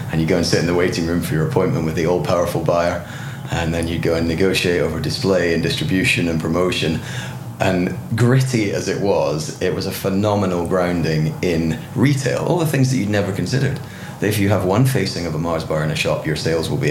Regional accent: Gullane, Scotland, United Kingdom; moved away as an adult; also born or lived in Belgium / Buckinghamshire; started in southeast Scotland, in a little village called Gullen, where we moved to when I was five. And I lived there until I went off to university when I was 18.

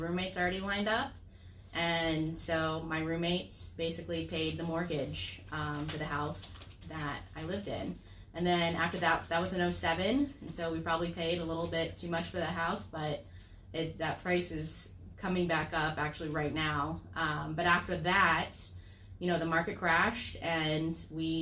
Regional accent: Florida, United States; I'm from Florida, born and raised

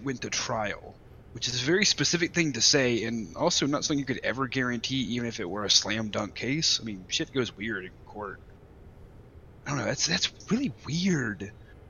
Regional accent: Alabama, United States; I'm from Alabama

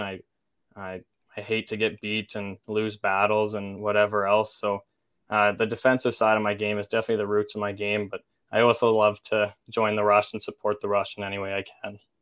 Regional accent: Olds, Alberta, Canada; I'm from Olds

